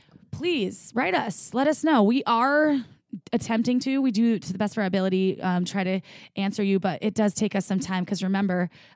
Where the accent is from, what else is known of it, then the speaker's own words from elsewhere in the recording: Bristol, South West England, United Kingdom; So I'm from Bristol in UK.